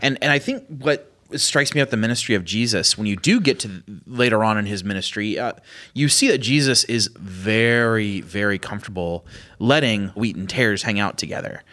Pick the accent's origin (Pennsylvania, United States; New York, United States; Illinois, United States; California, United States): Pennsylvania, United States; I'm from Pennsylvania